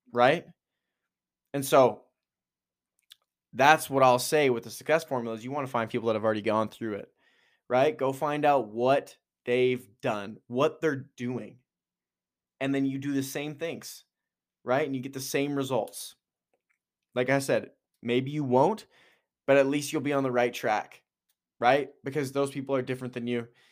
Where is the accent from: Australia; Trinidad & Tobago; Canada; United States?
Canada; Edmonton, Alberta; moved away; also born or lived in Kelowna, British Columbia; being from Edmonton, moving to Kelowna